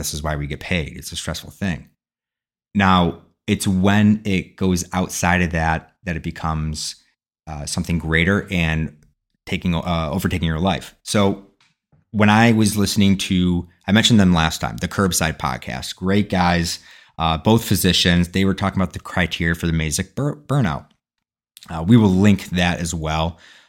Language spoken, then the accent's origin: English; Ireland; Well, I'm Irish.